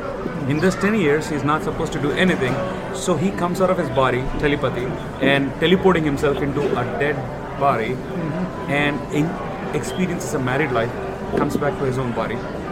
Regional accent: India; I'm from Telugu-speaking state.

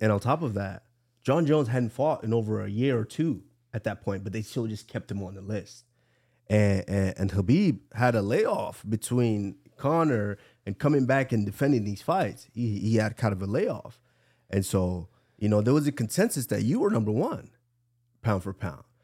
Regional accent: Nigeria; I'm the …

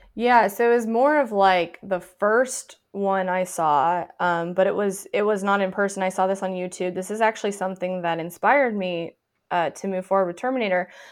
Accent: near Deadwood, South Dakota, United States; I grew up near Deadwood, South Dakota

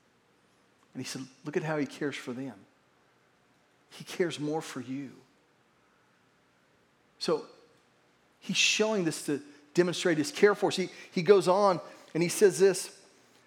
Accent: Verdigris, Oklahoma, United States; where I grew up in Verdigris

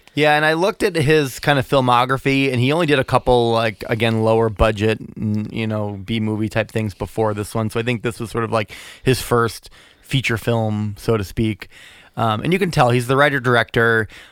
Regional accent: Massachusetts, United States; We're, we're from Massachusetts.

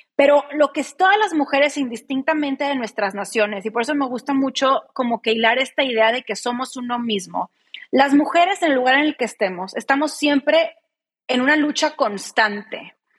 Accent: Mexico; en México las que estamos constantemente luchando por derribar este sistema patriarcal

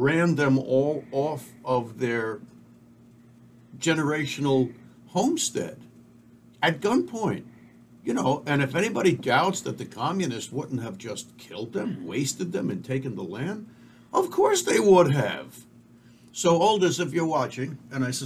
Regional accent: United States; I am an American through and through

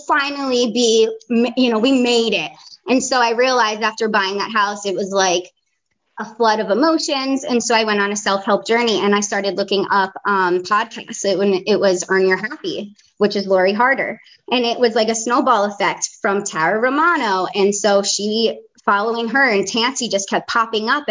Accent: New Jersey, United States; accent: Jersey; moved away as an adult; also born or lived in Fort Lauderdale, Florida; now in North Carolina, United States; I live in North Carolina, but yeah, born and raised in Jersey. I left there when I was 18

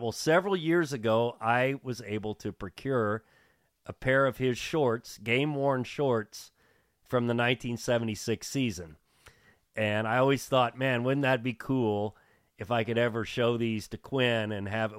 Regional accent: Bloomington, Indiana, United States; growing up in Bloomington

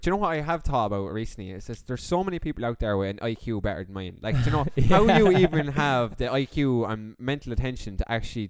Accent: Laois, Ireland; now in Galway, Ireland; Now, although I am from Leash, and it is basically bogland

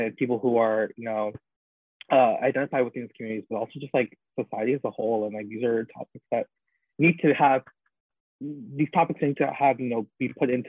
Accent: Toronto, Ontario, Canada; I grew up in Scarborough, at least for like half of my childhood

